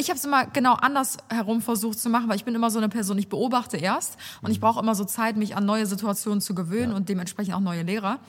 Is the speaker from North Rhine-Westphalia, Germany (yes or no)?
yes; Cologne, North Rhine-Westphalia, Germany; accent: Kölsch; Das ist mein kölscher Akzent.